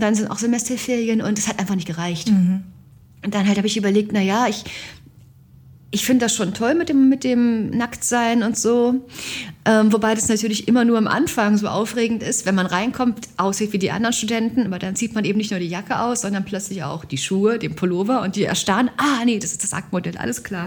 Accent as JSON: {"language": "German", "region": "East Germany", "country": "Germany", "said": "ich bin aus Ost, Ostdeutschland"}